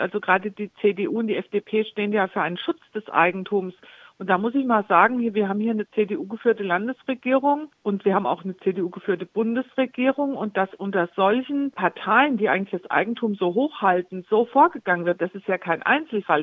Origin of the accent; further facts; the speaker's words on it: Homberg, Hesse, Germany; also born or lived in Wiesbaden; Ich bin ja aus Wiesbaden vor einigen Jahren erst wieder hier zurückgezogen nach Homberg oben